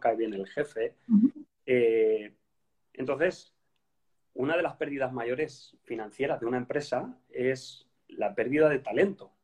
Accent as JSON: {"language": "Spanish", "country": "Spain", "moved": "as an adult", "lives_now": "Copenhagen, Denmark", "said": "yo soy español"}